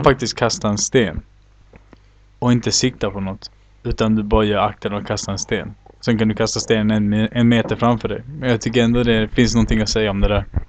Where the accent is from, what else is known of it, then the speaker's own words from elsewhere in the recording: Sweden; now in Chile; jag var uppväxt bland svenskar